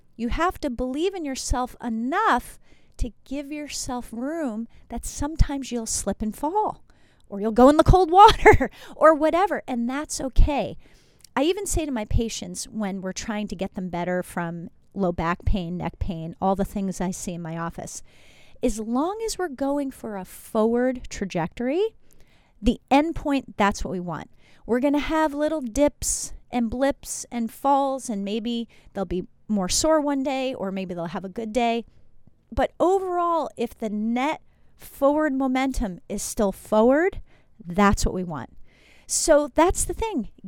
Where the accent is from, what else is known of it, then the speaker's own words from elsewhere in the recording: New Jersey, United States; moved away; also born or lived in Iowa; Yes, I'm from New Jersey, went to school in Iowa